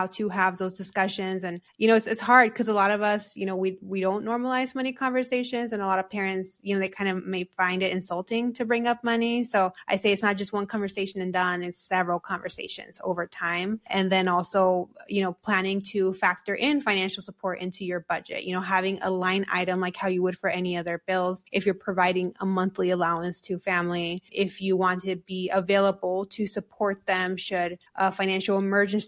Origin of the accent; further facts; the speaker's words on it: United States; we're also American